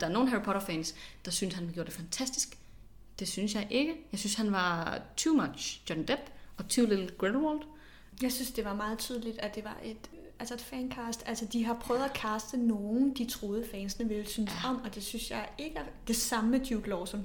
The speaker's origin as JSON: {"language": "Danish", "country": "Denmark", "said": "som dansker"}